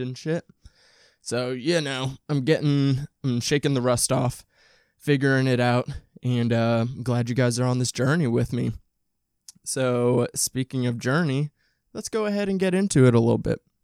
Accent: Midwest, United States; I'm from the Midwest, from a suburb

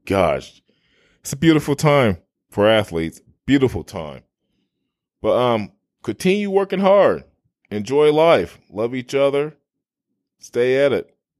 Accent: Midwest, United States; I grew up in in the Midwest and Big Ten country

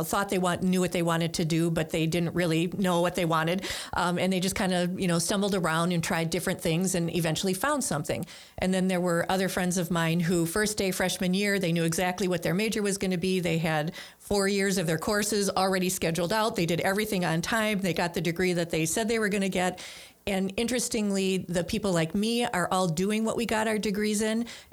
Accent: Milwaukee, Wisconsin, United States; also born or lived in Greendale; I'm from Milwaukee and grew up on what used to be called the south side of Milwaukee

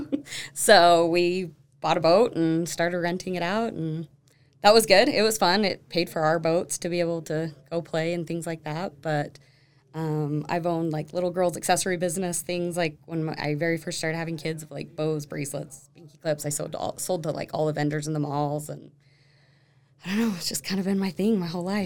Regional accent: Sandy, Utah, United States; also born or lived in Draper, Utah; now in Alpine, United States; Born and raised in Sandy

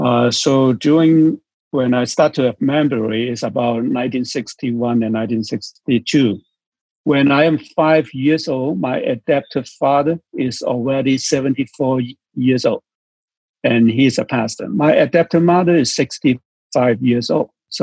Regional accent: China; born there; English is a second language; they told me that I was born on a small fishing boat in South China Sea. So I am Chinese. I was born in China or Hong Kong.

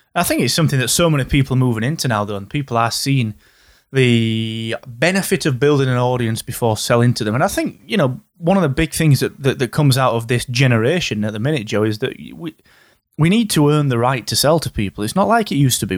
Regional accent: Yorkshire and the Humber, United Kingdom; I am from Yorkshire

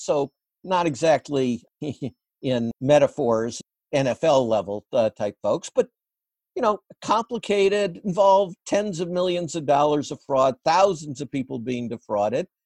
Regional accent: Midwest, United States; I grew up in the Midwest

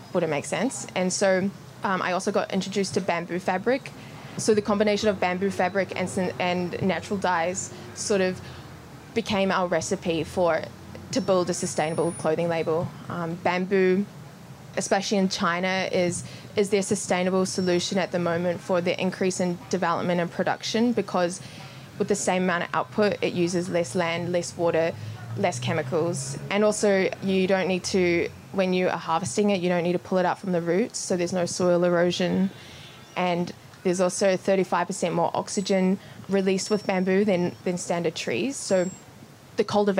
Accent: New Zealand; moved away as an adult; now in Melbourne, Australia; I moved to Melbourne from New Zealand, where I was born

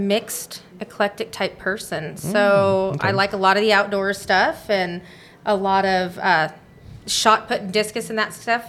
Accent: Adrian, Oregon, United States; So I'm an actual local girl. So I grew up, born and raised here in Adrian.

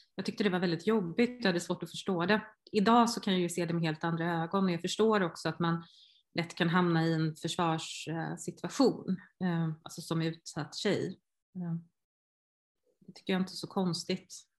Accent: Hindås, Västra Götaland, Sweden; jag var från Hindås

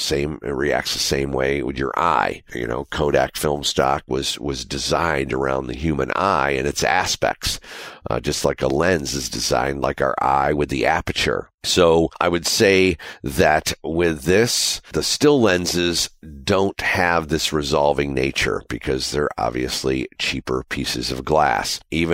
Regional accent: Panama; I'm a DP from Panama, Republic of Panama.

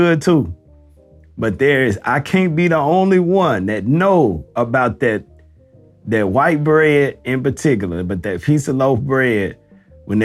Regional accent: the South, United States; I'm from the South

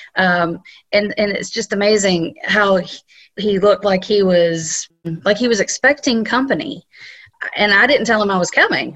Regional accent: South Carolina, United States; moved away; I'm from South Carolina

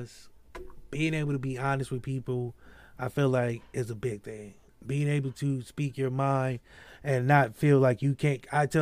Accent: Akron, Ohio, United States; I grew up in Akron

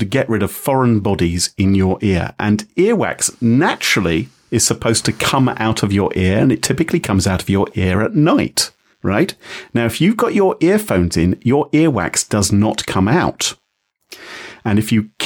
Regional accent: United Kingdom; I'm British

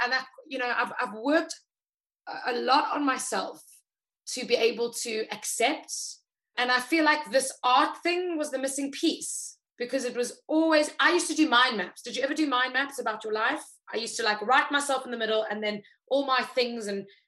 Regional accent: South Africa; Like, come sit as a South African. It's like, come join, come sit, come enjoy.

